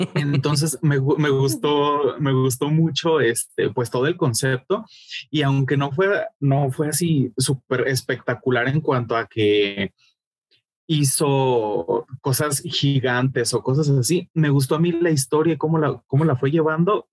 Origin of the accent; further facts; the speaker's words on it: Mexico; yo como mexicano